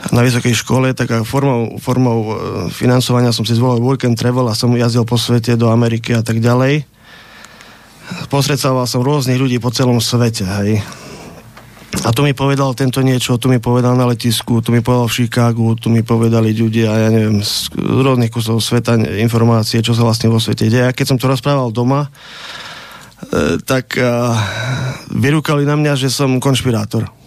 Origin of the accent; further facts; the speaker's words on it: a small village near Prešov, Prešov Region, Slovakia; Ja som jednoduchý chlapec, pochádzam z malej dedinky pri Prešove